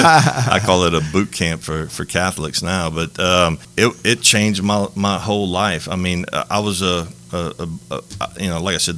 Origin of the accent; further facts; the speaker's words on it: Lafayette, Louisiana, United States; I was born and raised in Lafayette, Louisiana